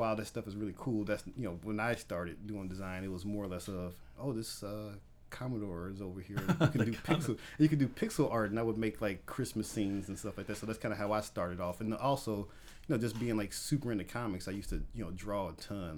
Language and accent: English; Gary, Indiana, United States; moved away as an adult; I'm from Gary, Indiana, born and raised in Gary, Indiana, stayed there for probably about 26 years of my life until I got married